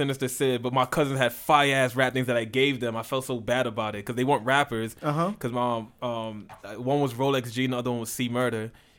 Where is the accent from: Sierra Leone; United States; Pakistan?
Sierra Leone; The only reason why I'm not changed because I'm from Sierra Leone.